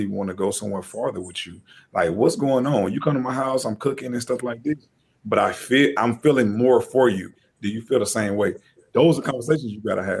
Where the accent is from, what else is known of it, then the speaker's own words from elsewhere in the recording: the South, United States; I'm from the South